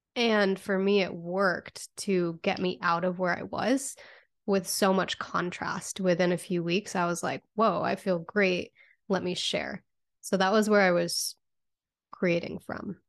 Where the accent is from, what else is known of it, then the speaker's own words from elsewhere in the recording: Connecticut, United States; I grew up in Connecticut